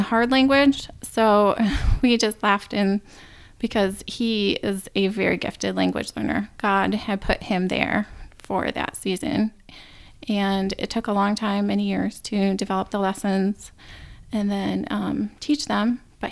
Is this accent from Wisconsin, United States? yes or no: yes; Wisconsin, United States; moved away as an adult; also born or lived in Paraguay; now in Canada; I grew up in Wisconsin, racing horses and playing sports